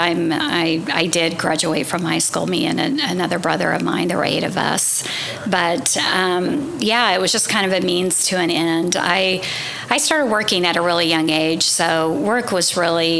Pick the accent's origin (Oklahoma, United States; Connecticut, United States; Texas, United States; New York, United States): Oklahoma, United States; Tulsa; I was born in Tulsa, 1969, and I grew up on the west side, and so it's always been my home